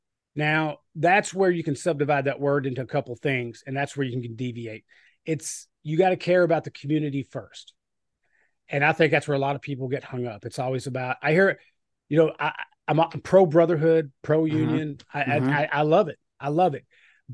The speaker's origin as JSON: {"language": "English", "region": "Kentucky", "country": "United States", "said": "And I am from Southern, you know, I'm from Kentucky. Right, I live in Southern Indiana."}